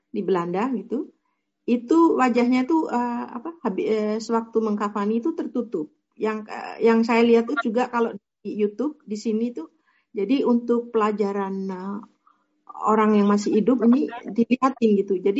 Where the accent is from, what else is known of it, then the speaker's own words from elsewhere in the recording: Yogyakarta, Special Region of Yogyakarta, Indonesia; now in Netherlands; kalau yang wajahnya terlihat itu saya waktu kecil itu di Indonesia di Jogja